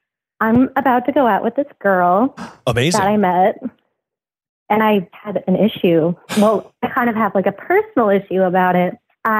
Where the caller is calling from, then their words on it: California, United States; I'm calling from California.